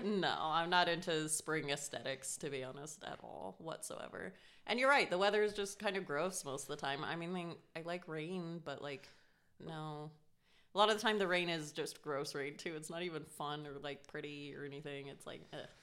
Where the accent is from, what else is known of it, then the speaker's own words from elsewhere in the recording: Colorado, United States; I grew up in Colorado